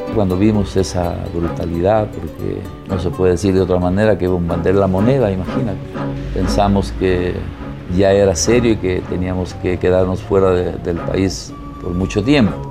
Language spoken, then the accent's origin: Spanish; Cariamanga, Loja, Ecuador; moved away as an adult; also born or lived in Quito, Ecuador; now in Santiago, Chile; nací en Cariamanga el 5 de junio de 1942. Yo me siento latinoamericano pero nunca dejo de ser ecuatoriano